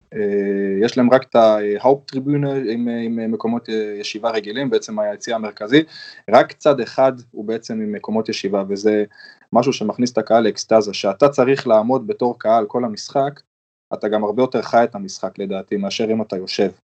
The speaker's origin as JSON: {"language": "Hebrew", "country": "Israel", "also_born_or_lived": "Germany (born)", "moved": "yes", "lives_now": "Germany", "said": "אני בתור ישראלי שהגיע אז לגרמניה"}